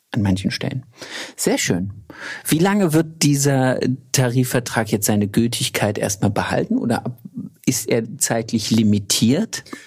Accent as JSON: {"language": "German", "region": "Thuringia", "country": "Germany", "moved": "yes", "lives_now": "Baden-Württemberg, Germany", "said": "aus Thüringen, wo ich herkomme"}